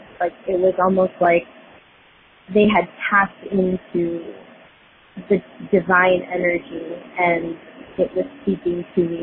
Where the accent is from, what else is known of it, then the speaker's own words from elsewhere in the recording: Fort Lauderdale, Florida, United States; now in Dallas, United States; born and raised in Fort Lauderdale, currently living in Dallas